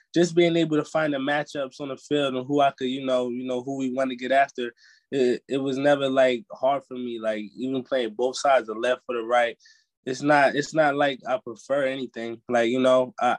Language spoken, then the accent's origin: English; New Jersey, United States; I'm from Jersey, so it's really home